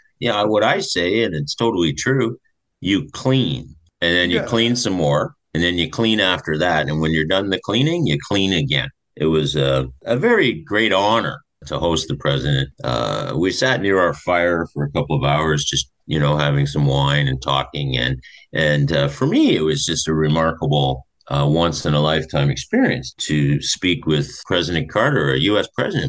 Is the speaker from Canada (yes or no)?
yes; Toronto, Ontario, Canada; when I was growing up in Scarborough, Ontario.